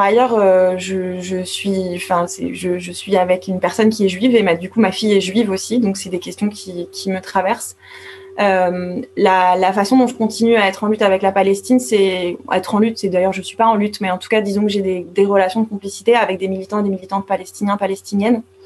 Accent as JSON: {"language": "French", "country": "France", "said": "en tant que française"}